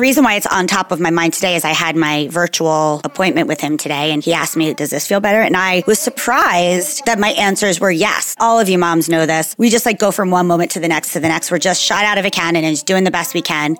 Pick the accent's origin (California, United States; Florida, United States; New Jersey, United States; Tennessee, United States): New Jersey, United States; I'm a girl from New Jersey in the 80s.